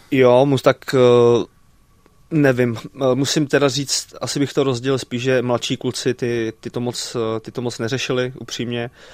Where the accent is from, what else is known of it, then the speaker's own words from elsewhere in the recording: Plzeň, Plzeň Region, Czechia; nebo jsme byli u nás v Plzni na sídlišti